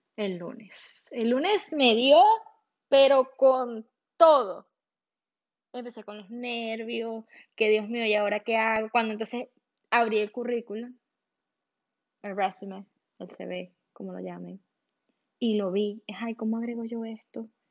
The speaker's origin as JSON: {"language": "Spanish", "country": "Venezuela", "moved": "as an adult", "lives_now": "Miami, United States", "said": "yo soy de Venezuela"}